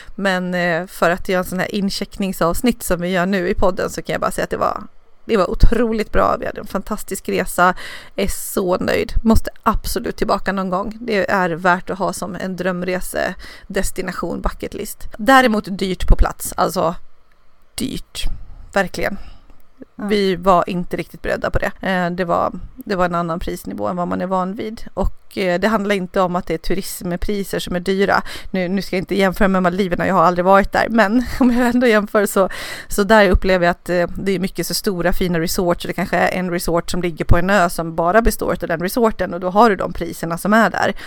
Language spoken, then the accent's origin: Swedish; Dalarna County, Sweden; now in Nacka, Sweden